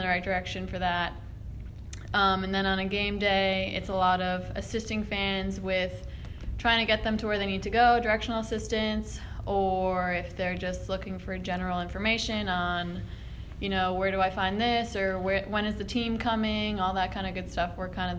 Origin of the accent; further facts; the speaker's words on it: Connecticut, United States; moved away as an adult; now in Baton Rouge, United States; I'm from Connecticut